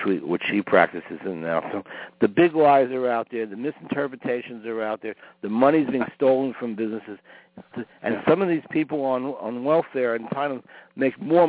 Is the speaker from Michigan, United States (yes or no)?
no; New York, United States; now in Maryland, United States; I live here, I grew up in New York